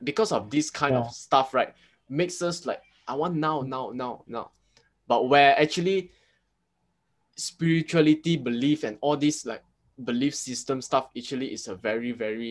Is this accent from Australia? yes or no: no; Thailand; I'm from Thai, so my background is a lot of like, you know, all these like talisman things about the Buddha image